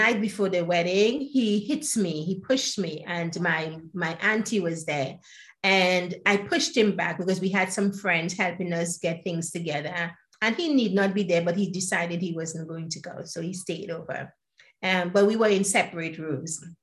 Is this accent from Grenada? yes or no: yes; Grenada; also born or lived in Trinidad; now in United Kingdom; I was born in Grenada. It's known as the Spice Island.